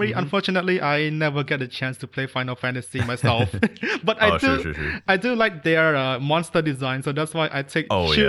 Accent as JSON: {"language": "English", "country": "Cambodia", "said": "I'm obviously from Cambodia."}